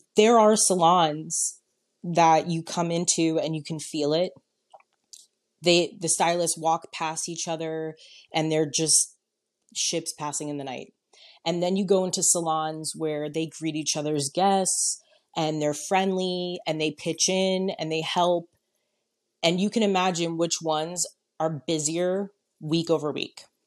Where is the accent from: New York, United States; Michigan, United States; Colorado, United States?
New York, United States; moved away; I'm originally from New York